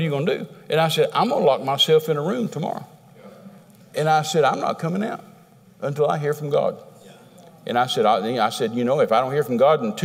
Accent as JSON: {"language": "English", "region": "Texas", "country": "United States", "said": "I'm a Texan"}